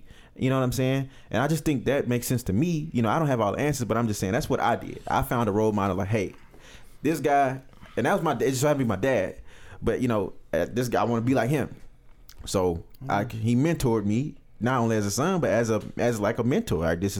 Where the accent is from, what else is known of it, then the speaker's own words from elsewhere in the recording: California, United States; because, you know, I'm from California. You know, it's gang this and gang that.